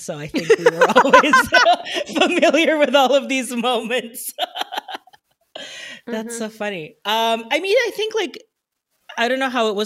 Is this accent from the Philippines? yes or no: yes; Philippines; born or raised there